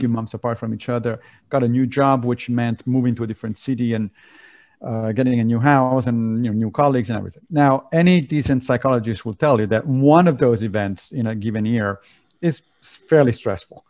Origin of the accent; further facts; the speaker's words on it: Rome, Lazio, Italy; moved away; I grew up in Italy, in Rome